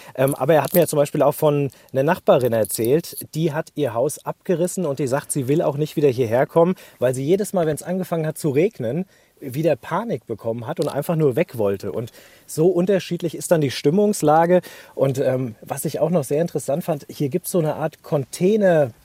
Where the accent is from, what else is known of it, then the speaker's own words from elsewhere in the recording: Hesse, Germany; bei uns in Hessen